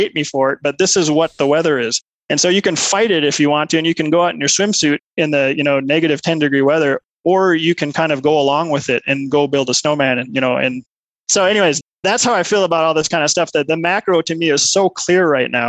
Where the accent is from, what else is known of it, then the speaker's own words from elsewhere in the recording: Minnesota, United States; moved away as an adult; also born or lived in Milwaukee; now in Colorado Springs, United States; I grew up in Minnesota